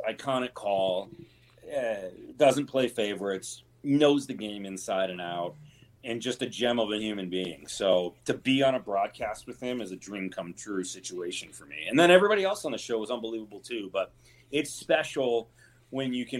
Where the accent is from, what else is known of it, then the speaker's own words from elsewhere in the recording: Michigan, United States; now in Seattle, United States; I grew up playing hockey in Michigan